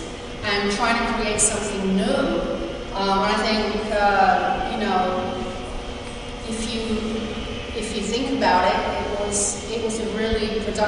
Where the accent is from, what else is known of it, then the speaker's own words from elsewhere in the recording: New York City, New York, United States; also born or lived in England / Montreal, Canada; now in Melbourne, Australia; I'm originally from England, but I just arrived in Melbourne from Montreal, Canada. I'm a visual artist and I make sound, I'm a sound artist. And there's a lot of things I heard today, and I just wanted to say that I grew up during the same time as you girls, but in New York City.